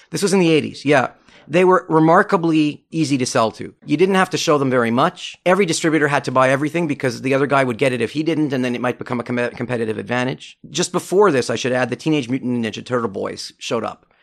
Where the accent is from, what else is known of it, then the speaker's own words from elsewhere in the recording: Montreal, Quebec, Canada; I grew up in Montreal